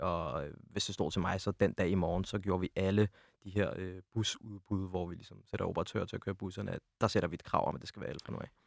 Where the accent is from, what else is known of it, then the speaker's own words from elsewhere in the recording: Vestegnen, Capital Region of Denmark, Denmark; jeg er oprindeligt ude fra Vestegnen af